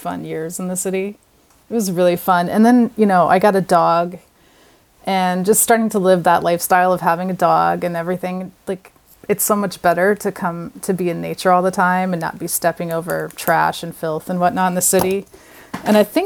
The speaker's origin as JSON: {"language": "English", "region": "Virginia", "country": "United States", "also_born_or_lived": "New York City", "moved": "as an adult", "lives_now": "Montauk, United States", "said": "I'm originally from Virginia, but I moved to New York City to go to college"}